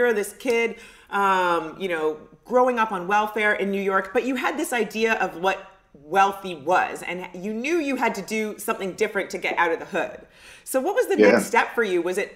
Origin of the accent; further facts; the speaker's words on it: Canada; I grew up in Canada, so the upbringing is really different